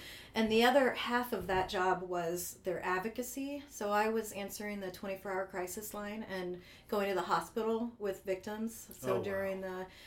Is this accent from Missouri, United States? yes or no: yes; Eureka, Missouri, United States; moved away as an adult; also born or lived in Anchorage, Alaska / Warrensburg, Missouri / Kansas City area; now in Kansas City, United States; I grew up in the St. Louis area